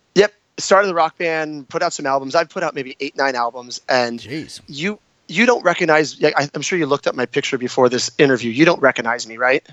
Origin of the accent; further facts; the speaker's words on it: San Diego, California, United States; moved away as an adult; also born or lived in New York / Italy; I'm born and raised in San Diego